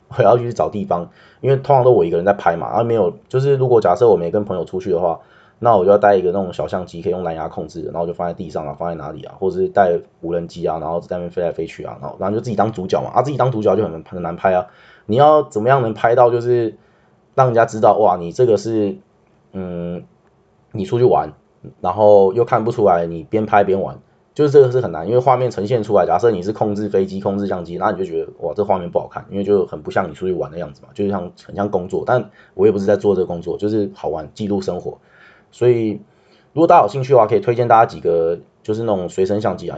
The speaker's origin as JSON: {"language": "Chinese", "country": "Taiwan", "said": "我是台湾人"}